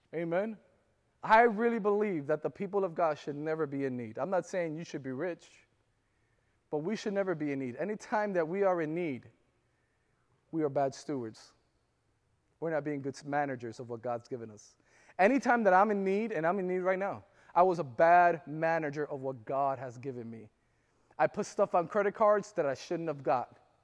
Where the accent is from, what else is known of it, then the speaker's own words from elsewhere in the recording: Florida, United States; I'm from Florida